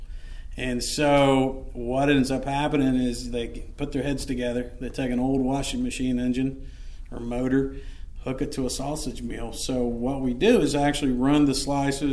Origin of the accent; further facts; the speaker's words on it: West Virginia, United States; moved away; I'm originally from West Virginia myself.